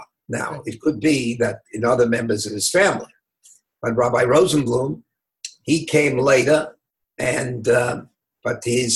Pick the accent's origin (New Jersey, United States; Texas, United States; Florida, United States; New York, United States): New York, United States; New York City; now in Los Angeles, United States; I was born in the Lower East Side. My parents came from Eastern Europe. I davened in the Litovitzke Shul, amongst many other shuls on the Lower East Side, a Hasidic shul. I had the schus of being brought up in a prolific neighborhood